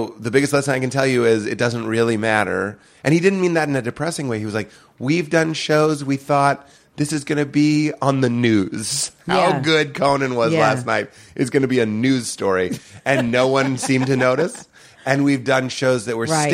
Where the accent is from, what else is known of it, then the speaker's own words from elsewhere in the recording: Boston, Massachusetts, United States; I'm from Boston, but I don't feel like I'm from Boston